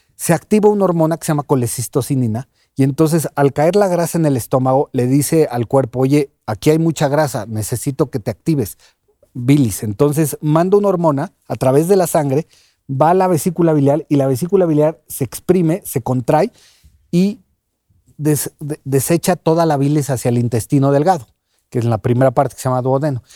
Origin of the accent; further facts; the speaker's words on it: Mexico; el mexicano somos muy así